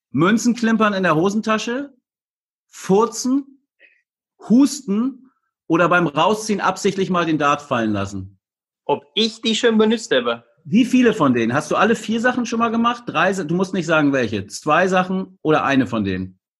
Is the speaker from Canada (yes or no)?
no; Belgium; German is a second language